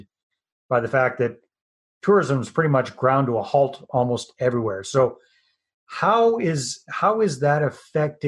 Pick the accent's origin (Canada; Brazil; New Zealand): Canada; I'm Canadian